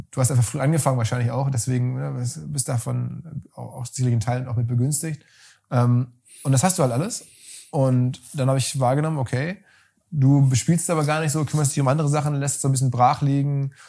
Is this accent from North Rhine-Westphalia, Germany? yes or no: yes; Essen, North Rhine-Westphalia, Germany; in meiner Heimatstadt